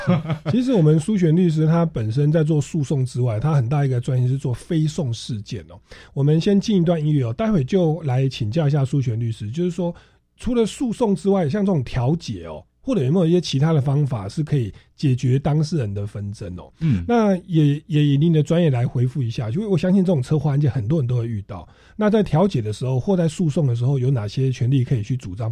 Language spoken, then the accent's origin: Chinese; Taiwan; 我们台湾人